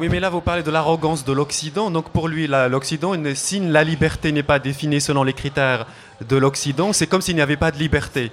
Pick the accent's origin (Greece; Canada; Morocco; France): Morocco; moved away; on est marocain ou arabe